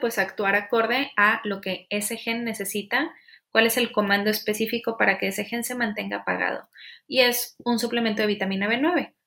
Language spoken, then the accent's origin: Spanish; Monterrey, Nuevo León, Mexico; soy regia.